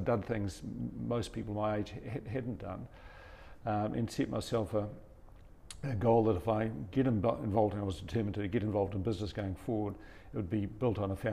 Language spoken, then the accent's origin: English; New Zealand; I was born in Tikawiti, one of five children, so and that's where we were based.